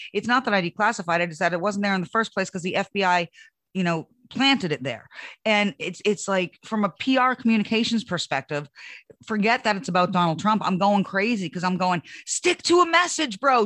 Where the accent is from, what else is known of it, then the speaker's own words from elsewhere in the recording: United States; as an American